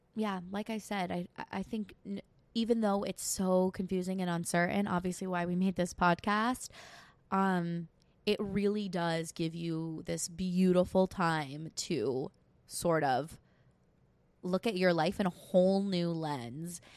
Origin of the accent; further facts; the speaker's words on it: New York, United States; I'm from New York. Yes, I live thirty minutes outside of the city